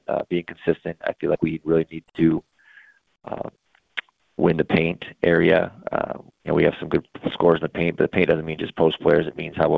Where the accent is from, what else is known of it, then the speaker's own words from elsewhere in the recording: Kalispell, Montana, United States; I grew up in Kalispell